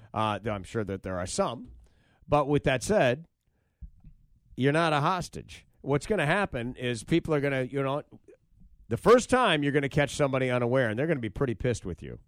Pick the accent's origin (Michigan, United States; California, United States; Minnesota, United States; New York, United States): Michigan, United States; Grand Rapids; I grew up in Grand Rapids, Michigan